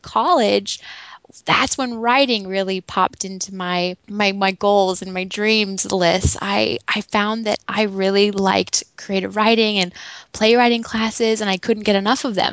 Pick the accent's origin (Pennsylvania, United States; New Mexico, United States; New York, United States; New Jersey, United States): New Mexico, United States; Santa Fe; I was born in Santa Fe, New Mexico, in a very large family.